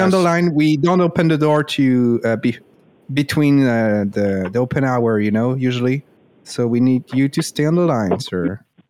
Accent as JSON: {"language": "English", "region": "Louisiana", "country": "United States", "said": "Of course. I'm from Louisiana, you know?"}